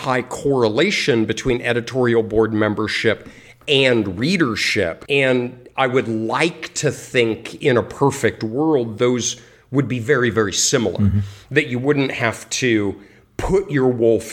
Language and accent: English; Colorado, United States; I grew up in Colorado and was a skier